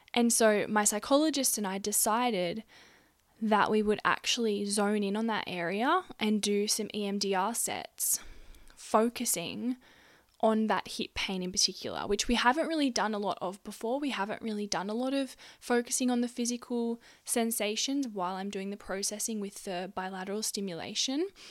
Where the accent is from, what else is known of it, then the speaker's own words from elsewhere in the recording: Gunnedah, New South Wales, Australia; my hometown of Gunnedah, a country town in New South Wales, Australia. That's where I grew up.